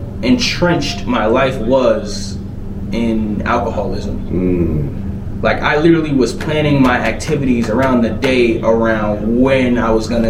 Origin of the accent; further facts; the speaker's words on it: New York, United States; I'm from New York. It's just the mentality, right?